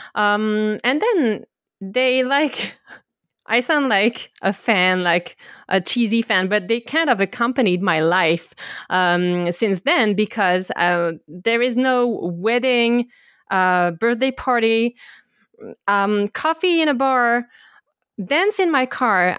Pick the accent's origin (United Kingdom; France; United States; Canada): France; I was born in France in the early eighties